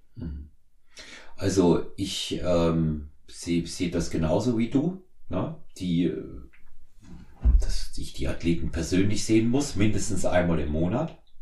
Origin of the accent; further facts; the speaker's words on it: Erfurt, Thuringia, Germany; now in Munich, Germany; ich in Erfurt äh, bin, quasi in meiner alten Heimat